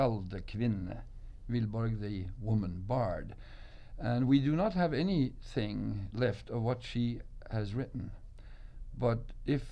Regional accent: Oslo, Norway; back in Oslo, my hometown

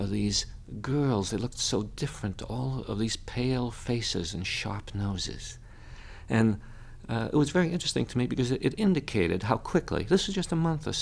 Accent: the North, United States; moved away as an adult; also born or lived in Atlanta, Georgia; as a Northerner, a kind of prejudiced Northerner

